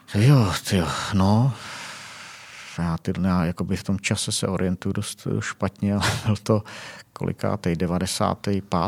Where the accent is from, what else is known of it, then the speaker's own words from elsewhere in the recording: South Bohemian Region, Czechia; now in Prague, Czechia; já jsem z Jižních Čech